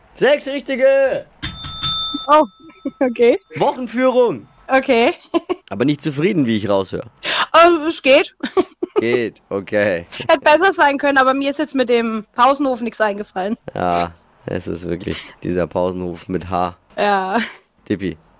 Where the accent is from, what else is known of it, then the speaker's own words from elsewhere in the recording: Germany; bei uns in Deutschland